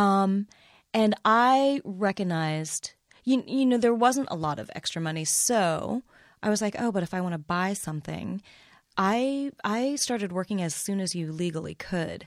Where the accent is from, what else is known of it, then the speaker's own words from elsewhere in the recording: Midwest, United States; I was born and raised in the Midwest